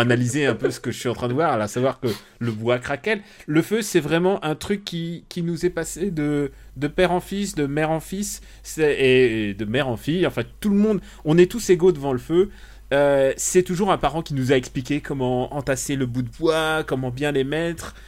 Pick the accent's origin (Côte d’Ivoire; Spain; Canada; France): France; Normandy; j'ai passé mon enfance en Normandie.